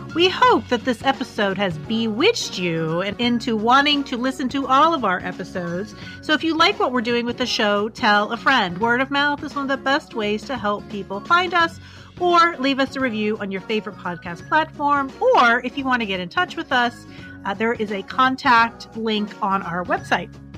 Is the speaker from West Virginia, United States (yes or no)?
yes; West Virginia, United States; my home state